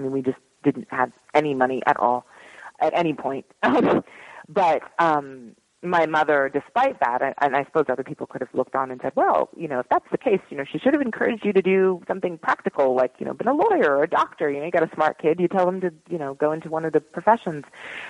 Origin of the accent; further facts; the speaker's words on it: Philadelphia, Pennsylvania, United States; moved away as an adult; Anyway, so I grew up in Philadelphia more or less. I went to high school there. And then I moved to New York when I was 18 to go to college.